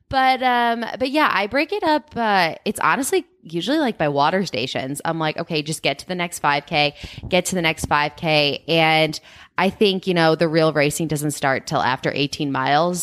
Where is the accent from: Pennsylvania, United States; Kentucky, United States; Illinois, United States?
Illinois, United States; Chicago; now in Boulder, United States; I'm from Chicago